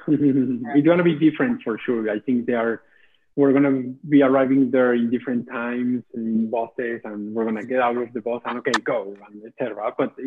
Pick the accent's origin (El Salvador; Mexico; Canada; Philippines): Mexico; moved away; I'm originally from Mexico